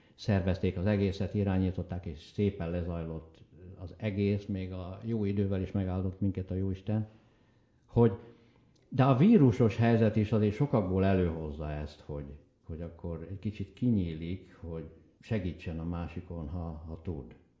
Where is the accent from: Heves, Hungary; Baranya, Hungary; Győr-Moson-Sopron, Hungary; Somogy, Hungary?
Heves, Hungary; Bükkszék; moved away as an adult; also born or lived in Vancouver, Canada; az anyai nagyapám Bükszékről, a szülőfalunkból, Heves megyéből